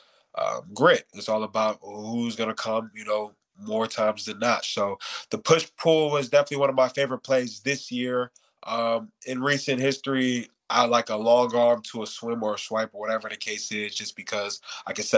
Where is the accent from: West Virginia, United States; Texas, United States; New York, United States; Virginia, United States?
New York, United States; New York City; moved away as an adult; also born or lived in Hayward, California; I was born in Brooklyn